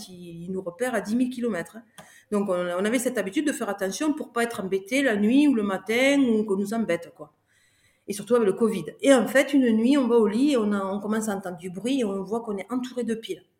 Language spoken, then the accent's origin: French; France; je te le dis en tant que bon français